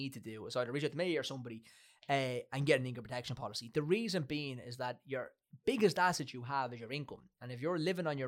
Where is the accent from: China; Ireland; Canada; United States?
Ireland; We're growing up in Ireland